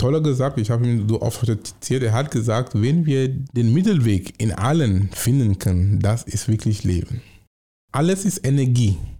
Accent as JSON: {"language": "German", "country": "Cameroon", "tie": "born or raised there", "second_language": "German", "moved": "as an adult", "lives_now": "Germany", "said": "Ich komme aus Kamerun und ich komme von vergleichsweise einem mittleren Oberschicht"}